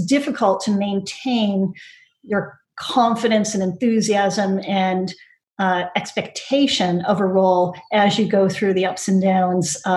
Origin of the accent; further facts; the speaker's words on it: United States; accent: American; moved away as an adult; now in United Kingdom; As you can probably tell by my accent, I'm American and spent most of my career in the US. I came over to the UK about 8 years ago